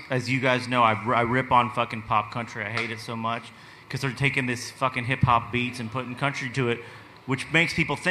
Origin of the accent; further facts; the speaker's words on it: Lexington, Kentucky, United States; I'm from Lexington, Kentucky